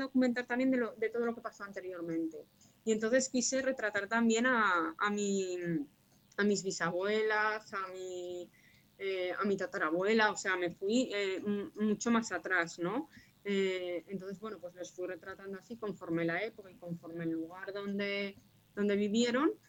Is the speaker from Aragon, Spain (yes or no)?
yes; Zaragoza, Aragon, Spain; soy una escritora zaragozana, nací en Zaragoza